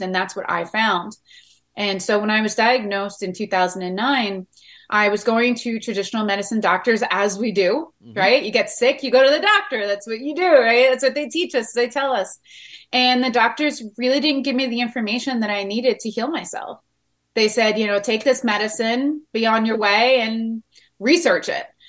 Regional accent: Long Island, New York, United States; We grew up on Long Island, so I had the water around me my whole entire life.

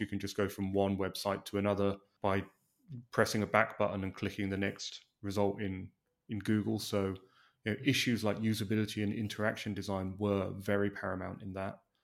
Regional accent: England, United Kingdom; now in Los Angeles, United States; an Englishman living in Los Angeles

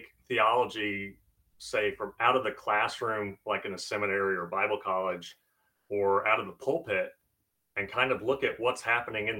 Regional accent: Blue Ridge, Texas, United States; also born or lived in Missouri; when we moved from Missouri to Texas, I joined the First Baptist Church of Blue Ridge in Blue Ridge, Texas

